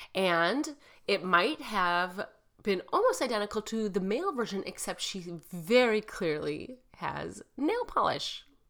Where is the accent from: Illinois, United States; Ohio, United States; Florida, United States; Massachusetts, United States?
Illinois, United States; Chicago; Chicago, my hometown